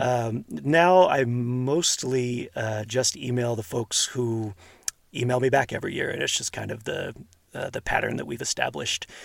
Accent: outside of Houston, Texas, United States; now in Hercules, United States; I grew up outside of Houston

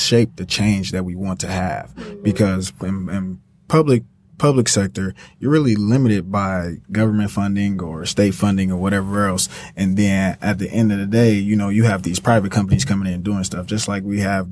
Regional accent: Detroit, Michigan, United States; moved away as an adult; now in Lansing, United States; I actually live in Lansing now. I'm originally from Detroit

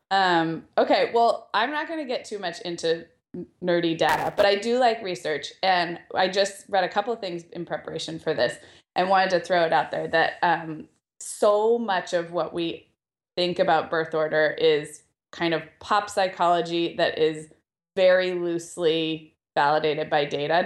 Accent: Santa Barbara, California, United States; now in Southern California, United States; we went up to Santa Barbara, my hometown

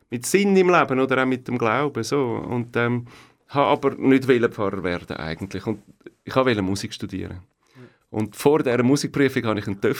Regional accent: Leeds, Yorkshire and the Humber, United Kingdom; born there; German is a second language; also born or lived in Belgium; Geboren in Leeds, das ist ähm, Nordengland, in dem Kohlegürtel und Stahlgürtel. Oben, oh, äh. oben Eigentlich oben in der Mitte von, von England. Und ähm, aufgewachsen dann äh, im ersten halben Jahr an verschiedenen Orten. Wir sind dann in Belgien, gewesen

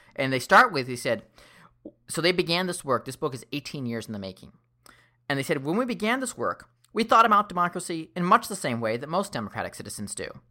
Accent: Seattle, Washington, United States; I grew up in Seattle

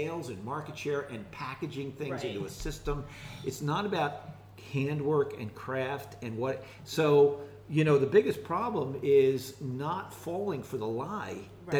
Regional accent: Philadelphia, Pennsylvania, United States; also born or lived in Quakertown, Pennsylvania; I'm right here from Philadelphia area. I was born in Philadelphia and raised in the area.

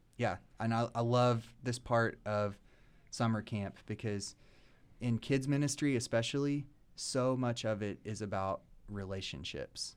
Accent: Lexington, Kentucky, United States; moved away as an adult; now in Nashville, United States; Born and raised in Lexington

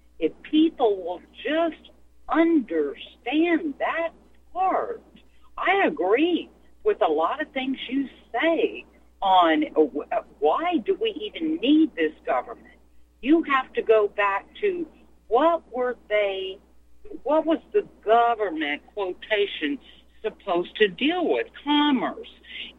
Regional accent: United States; I'm an American national. I was born here.

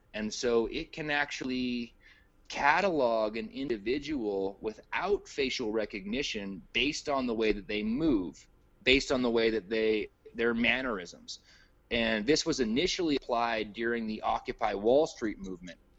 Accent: United States; me as an American

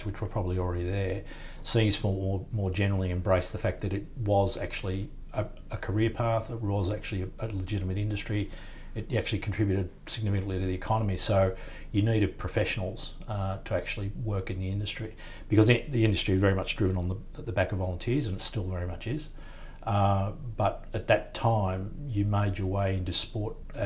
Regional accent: Sydney, New South Wales, Australia; a boy growing up in Sydney

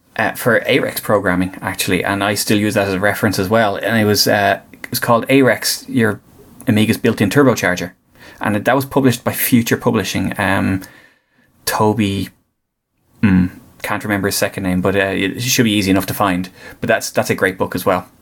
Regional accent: Greystones, Leinster, Ireland; they're from Greystones and are they're based in Greystones, and that's that's my hometown

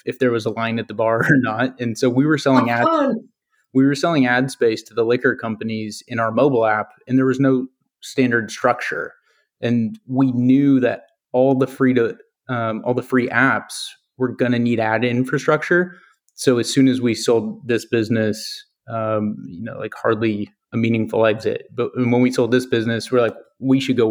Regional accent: Napa, California, United States; I grew up in Napa

